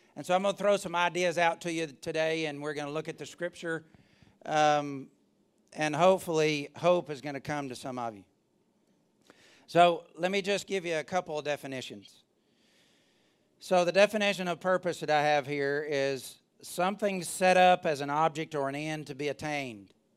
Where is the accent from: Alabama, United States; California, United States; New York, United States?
Alabama, United States; I'm from Alabama